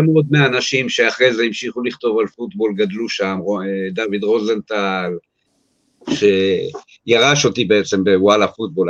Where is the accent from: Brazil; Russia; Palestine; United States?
United States; New York; now in Israel; אני יליד ארצות הברית, יליד ניו יורק